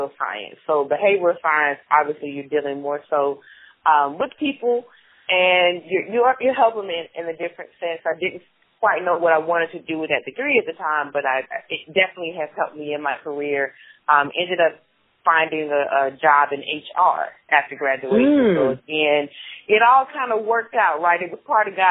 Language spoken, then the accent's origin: English; Atlanta, Georgia, United States; moved away as an adult; now in Memphis, United States; So I am originally from Atlanta, Georgia. I grew up in the heart of Southwest Atlanta.